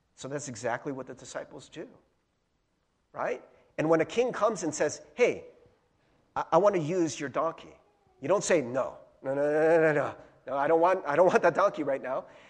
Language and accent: English; United States; as an American